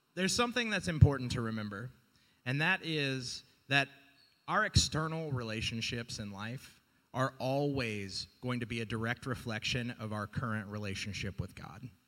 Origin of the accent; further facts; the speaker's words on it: the South, United States; moved away; I grew up in the South. I'm from the South